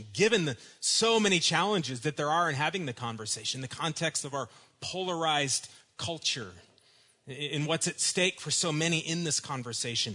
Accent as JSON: {"language": "English", "town": "Dallas", "region": "Texas", "country": "United States", "tie": "born or raised there", "said": "when I was growing up in Dallas in the 1980s"}